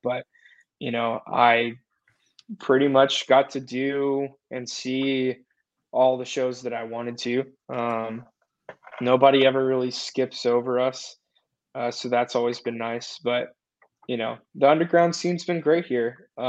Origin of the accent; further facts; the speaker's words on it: Nashville, Tennessee, United States; growing up in the Nashville scene, in the Bible Belt, you know, I'm a preacher's kid